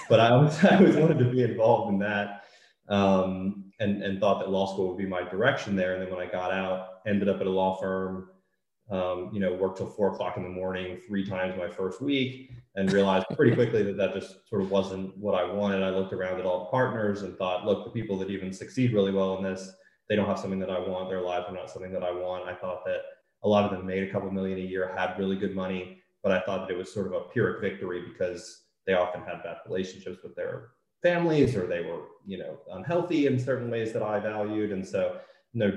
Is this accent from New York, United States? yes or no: no; Maryland, United States; I grew up in Maryland and went to school there